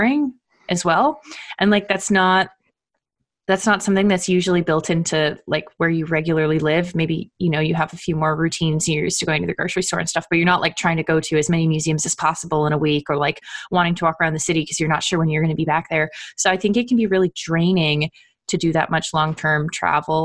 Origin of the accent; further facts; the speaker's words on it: Canada; moved away as an adult; also born or lived in Ottawa; now in United States; I'm from Canada originally, so I say university